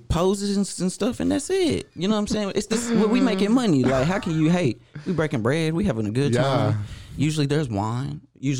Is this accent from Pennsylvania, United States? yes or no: no; Waco, Texas, United States; also born or lived in Killeen, Texas; I grew up in Waco. I'm a Belmead, really.